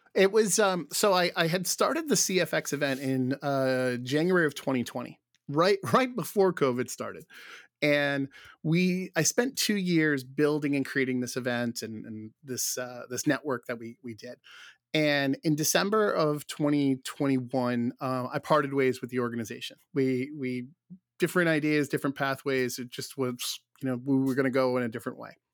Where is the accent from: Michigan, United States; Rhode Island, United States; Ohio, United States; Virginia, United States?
Rhode Island, United States; where I grew up here in Rhode Island